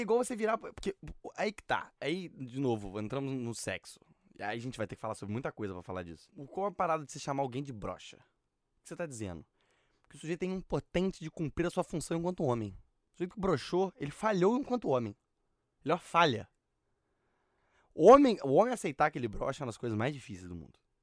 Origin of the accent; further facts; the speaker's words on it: Barra Mansa, Rio de Janeiro, Brazil; now in Rio de Janeiro, Brazil; Barra Mansa ninguém fala que eu tenho sotaque